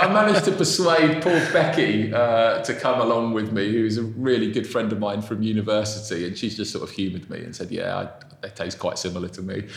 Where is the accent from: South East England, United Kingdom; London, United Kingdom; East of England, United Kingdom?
South East England, United Kingdom; also born or lived in Brazil / Bath; I was born in Brazil. I lived there till I was six. Then we moved over to England. I lived in the southeast.